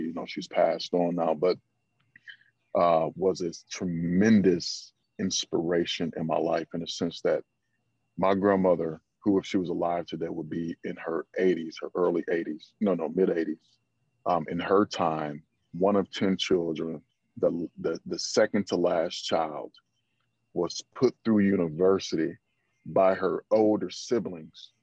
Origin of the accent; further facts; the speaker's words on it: the South, United States; I'm from the South